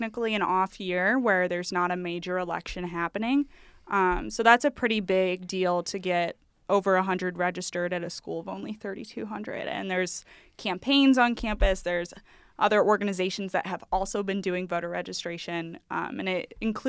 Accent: St. Louis, Missouri, United States; moved away as an adult; now in Des Moines, United States; I'm from St. Louis, Missouri, a town just outside of it

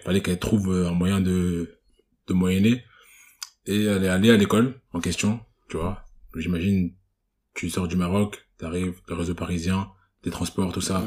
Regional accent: Cameroon; je suis camerounais

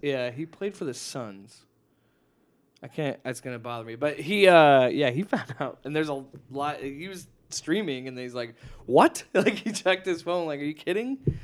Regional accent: Nebraska, United States; moved away; my home state

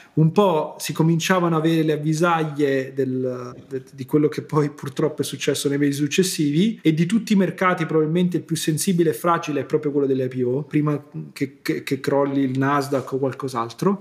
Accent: Italy; come italiani

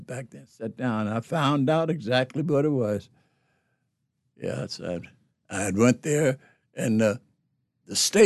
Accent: Philadelphia, Pennsylvania, United States; moved away as an adult; my home state, Pennsylvania, Philadelphia, Pennsylvania

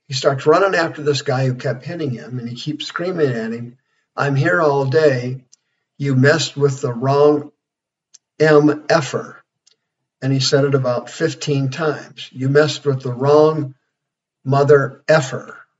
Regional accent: Kansas, United States; now in Arizona, United States; I'm from Kansas

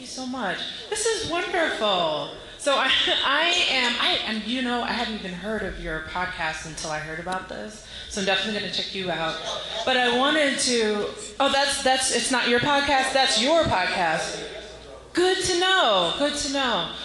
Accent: Silver Spring, Maryland, United States; I'm 38 years old and I am from Silver Spring

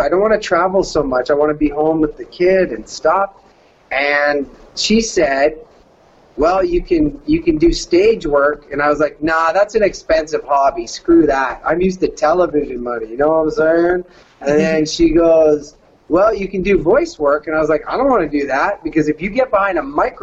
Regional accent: Canada; accent: Canadian; moved away as an adult; also born or lived in California; The fat white guy from Canada

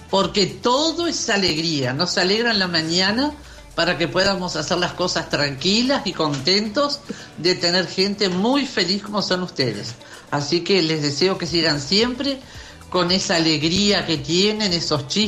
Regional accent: Uruguay; uruguayo, soy uruguayo.

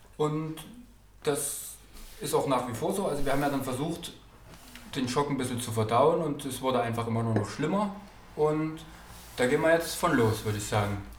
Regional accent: East Germany, Germany; als Ossis

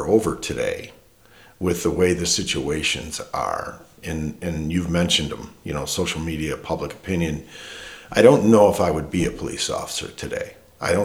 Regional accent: Detroit, Michigan, United States; now in Marshall, United States; I grew up in Detroit, you know, working there

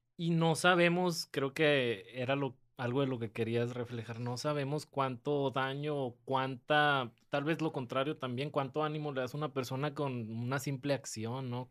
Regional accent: San Nicolás de los Garza, Nuevo León, Mexico; also born or lived in Santiago, Nuevo León; crecí en San Nicolás y me fui a vivir a Santiago, Nuevo León

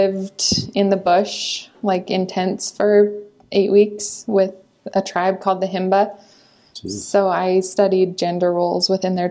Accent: Millcreek, Utah, United States; I'm from Mill Creek, not too far. I went to Olympus High School

